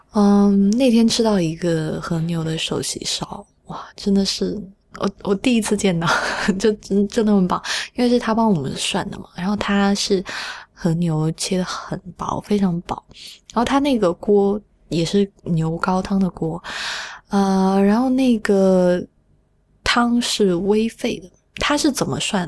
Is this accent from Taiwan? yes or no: no; Sichuan, China; 我小时候在四川吃肉丸